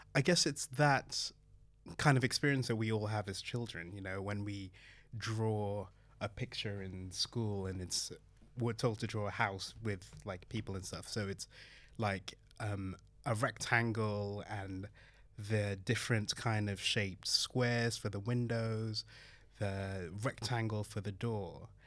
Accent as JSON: {"language": "English", "country": "Belgium", "tie": "born or raised there", "also_born_or_lived": "Manchester / Hackney, London", "moved": "yes", "lives_now": "London, United Kingdom", "said": "being the kind of son of Nigerian immigrants, growing up in Belgium"}